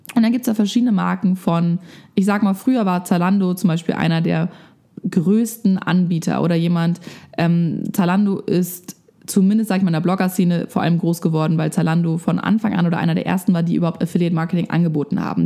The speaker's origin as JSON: {"language": "German", "country": "Germany", "said": "bei uns in Deutschland"}